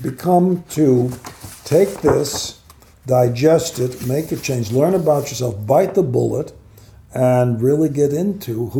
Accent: Los Angeles, California, United States; also born or lived in Baltimore; I was raised in Hollywood

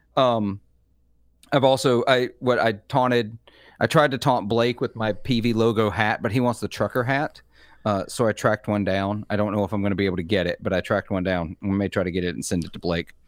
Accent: Mississippi, United States; I am from Mississippi.

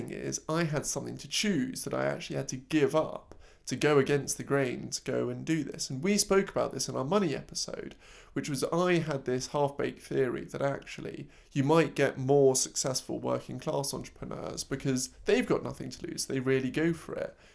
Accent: Cheltenham, Pennsylvania, United States; also born or lived in Philadelphia; I was born out of Philly, grew up in a little silly old town called Cheltenham. It was in the suburbs, upper middle wealth around.

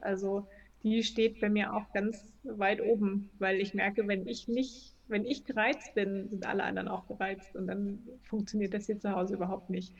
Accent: Berlin, Germany; also born or lived in Chemnitz; Also ich komme halt ursprünglich aus Berlin, also nicht geboren, aber lebe schon 100 Jahre hier gefühlt

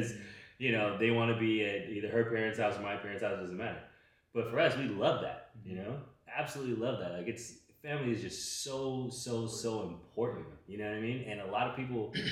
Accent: Los Angeles, California, United States; also born or lived in Chino Hills, California; I grew up in South Central LA, Killer King Hospital, for all y'all that know, right? I lived there till I was 10

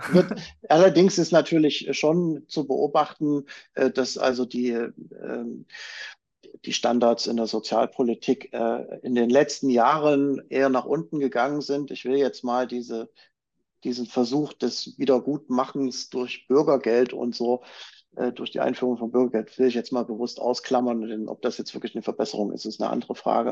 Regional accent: Chemnitz, Saxony, Germany; da, wo ich herkomme, aus Chemnitz oder damals noch Karl-Marx-Stadt

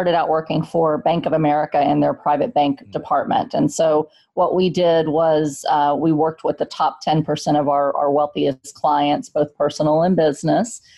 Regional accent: San Antonio, Texas, United States; moved away as an adult; now in Pennsylvania, United States; I grew up in Section 8 housing in San Antonio, Texas.

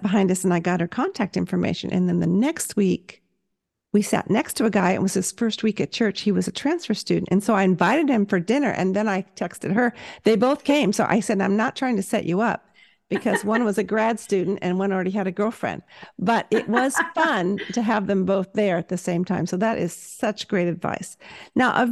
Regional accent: Southern California, United States; moved away; I am from the South, Southern California

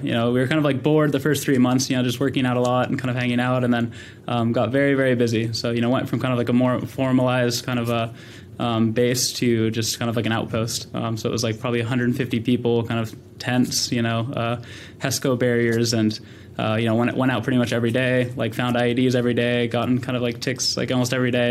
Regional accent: Sacramento, California, United States; grew up in Sacramento, California, um, born and raised

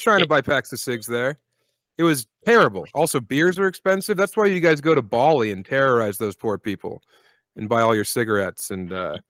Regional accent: United States; I'm an American citizen.

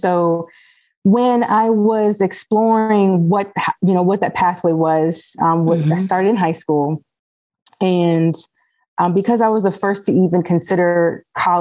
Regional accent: Alexandria, Virginia, United States; I born and raised in Alexandria, Virginia

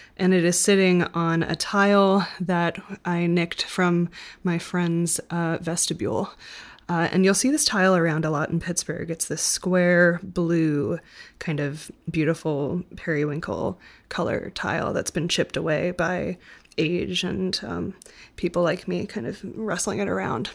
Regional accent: Denmark; I was born in Denmark

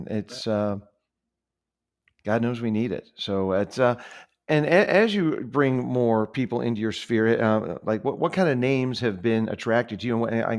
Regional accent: Ohio, United States; I grew up in Ohio. I care about the Buckeye brethren

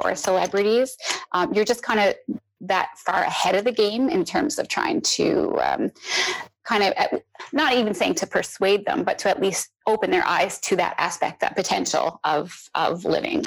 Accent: Newfoundland and Labrador, Canada; I'm from Newfoundland, which is an island off the coast of Canada in the North Atlantic

